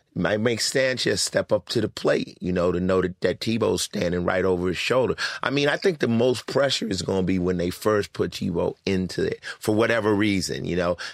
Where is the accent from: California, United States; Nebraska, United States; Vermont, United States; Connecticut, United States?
California, United States; Los Angeles; also born or lived in Newark, New Jersey / Summit, New Jersey; I came out to Los Angeles to live with my father's sister, my aunt, and, uh, I started off going to junior high out here in Culver City at Palms